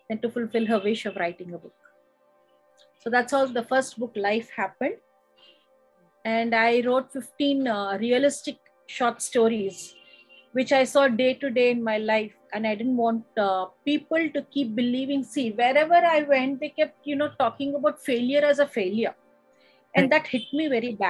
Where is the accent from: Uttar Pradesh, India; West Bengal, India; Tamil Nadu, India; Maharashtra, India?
Tamil Nadu, India; Chennai; now in Visakhapatnam, India; I was lucky enough to be born and brought up in Madras